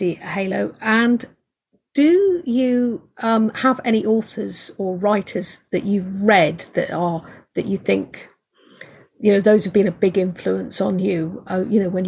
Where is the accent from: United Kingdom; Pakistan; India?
United Kingdom; I'm British.